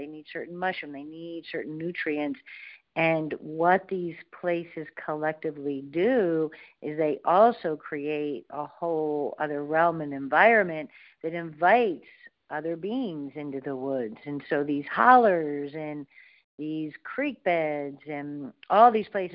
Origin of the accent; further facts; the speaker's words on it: Ohio, United States; I was born in Ohio. I'm a Buckeye.